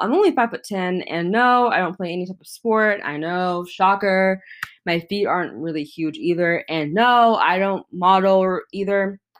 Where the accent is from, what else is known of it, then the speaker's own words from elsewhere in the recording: Atlanta, Georgia, United States; I was born in Atlanta, Georgia